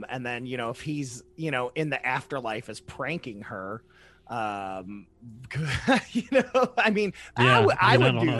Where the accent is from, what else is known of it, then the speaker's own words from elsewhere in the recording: Ohio, United States; my home state of Ohio